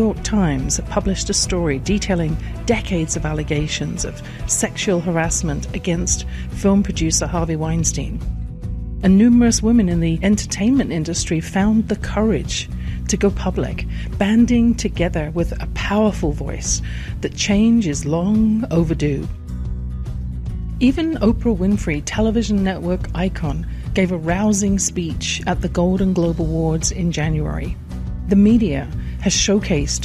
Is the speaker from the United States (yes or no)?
no; England, United Kingdom; I grew up in England